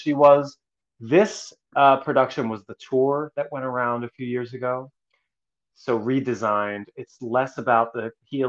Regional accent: Philadelphia, Pennsylvania, United States; Yes. I'm originally from Northeast Philly.

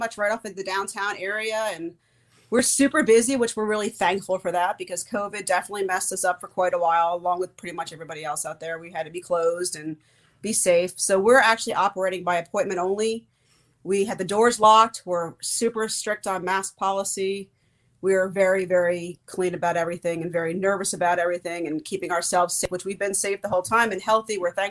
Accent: New Jersey, United States; now in Asheville, United States; I'm actually from New Jersey. From New Jersey. This is my home state. So it's cool having the home show, even though I don't live here anymore. I'm Dirty Jersey.

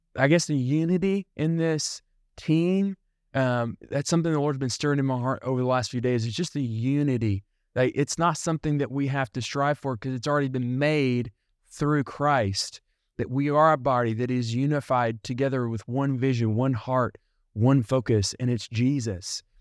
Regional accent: United States; They know that I'm from somewhere else. They know I'm from America.

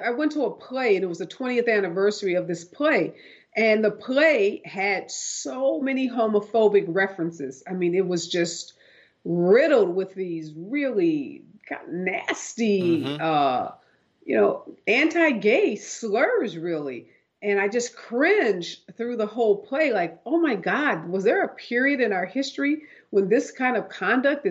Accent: Midwest, United States; grow up in the Midwest

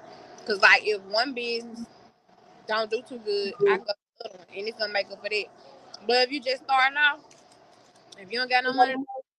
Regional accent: Mississippi, United States; also born or lived in Olive Branch, Mississippi / Memphis, Tennessee; I'm from Mississippi.

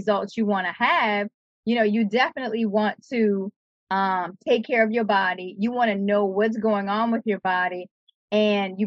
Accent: New Orleans, Louisiana, United States; growing up in New Orleans

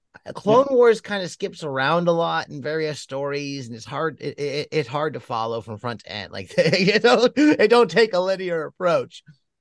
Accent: Texas, United States; I'm a Texan.

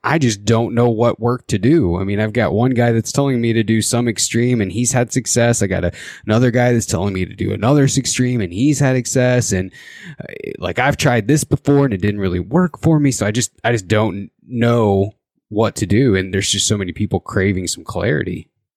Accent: Indiana, United States; now in Idaho, United States; I actually grew up in the Midwest. I grew up in Indiana

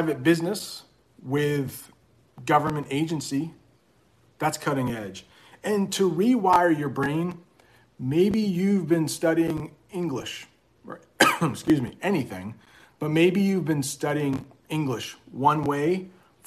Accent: Maine, United States; I'm from Maine

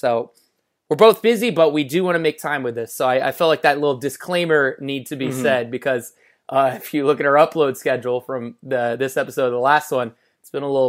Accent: California, United States; I'm not home anymore, but home where I grew up in the Bay Area for Thanksgiving, seeing family and stuff.

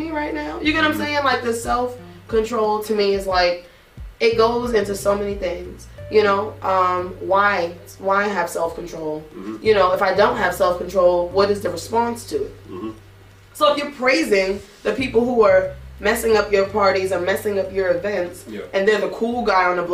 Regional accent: New York, United States; as a New Yorker

